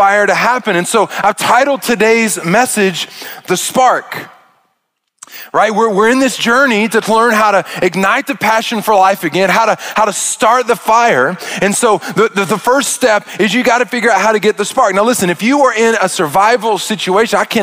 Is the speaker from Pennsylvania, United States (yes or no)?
no; Arkansas, United States; I'm from Arkansas and I am a redneck